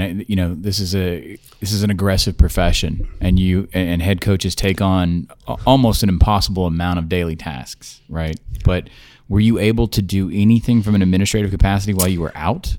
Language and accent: English; Georgia, United States; I'm from Georgia